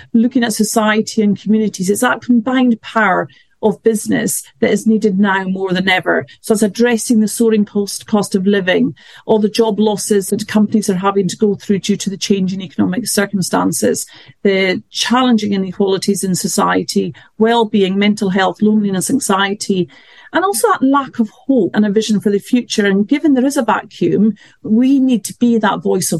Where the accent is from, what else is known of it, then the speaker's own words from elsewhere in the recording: north of Scotland, United Kingdom; moved away as an adult; also born or lived in Glasgow; now in London, United Kingdom; I was born in London, brought up in the north of Scotland and studied at Glasgow, but have mainly worked in London ever since